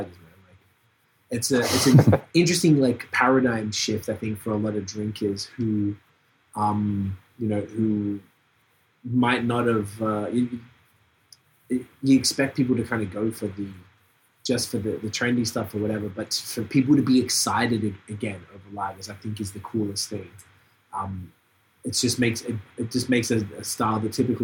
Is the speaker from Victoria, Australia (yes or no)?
yes; Melbourne, Victoria, Australia; moved away; also born or lived in Montreal; my hometown in Melbourne